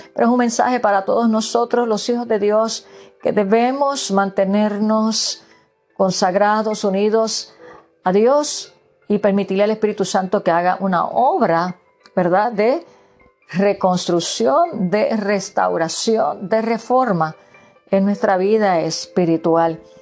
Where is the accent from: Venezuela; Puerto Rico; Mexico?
Puerto Rico; moved away; yo que provengo de Puerto Rico, donde se celebran las navidades hasta febrero